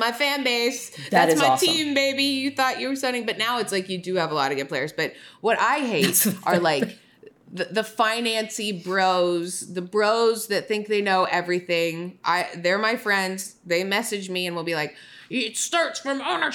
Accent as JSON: {"language": "English", "town": "Toronto", "region": "Ontario", "country": "Canada", "said": "I'm from Toronto."}